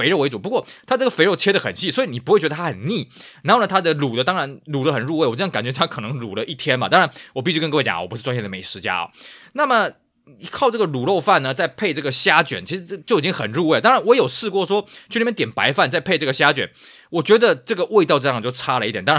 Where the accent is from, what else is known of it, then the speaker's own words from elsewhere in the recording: Tainan, Taiwan; 我记得小时候我们住台南的时候